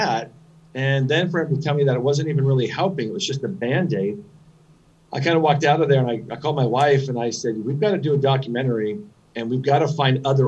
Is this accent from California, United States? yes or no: yes; San Diego, California, United States; now in Los Angeles, United States; I grew up in San Diego, California